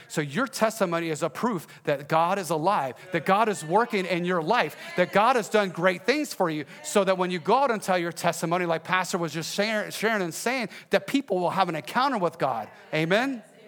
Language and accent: English; Texas, United States; I am from Texas